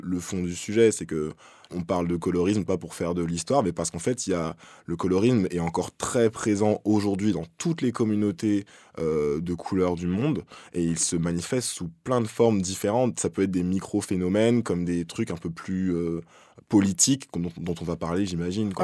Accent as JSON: {"language": "French", "country": "France", "said": "chez nous en France"}